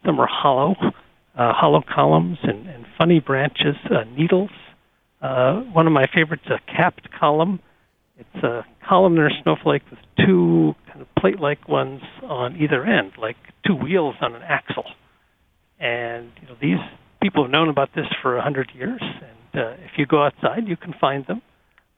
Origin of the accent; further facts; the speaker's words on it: North Dakota, United States; moved away; I grew up in North Dakota where we have a lot of snow